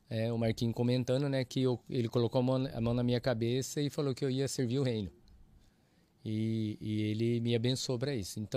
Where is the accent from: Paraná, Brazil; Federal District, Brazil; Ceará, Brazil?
Paraná, Brazil; Londrina; eu sou londrinense de nascença. Nasci em Londrina, Paraná, pé vermelho.